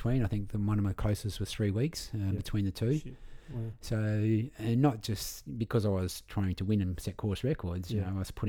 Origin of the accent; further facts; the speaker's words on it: Victor Harbor, South Australia, Australia; also born or lived in Goolwa; I was born at Victor Harbour. Yeah. My parents lived down at Goor for a long time. My dad was superintendent of the Goor Barrage. So, you know, every time we go to Victor, it's like my hometown.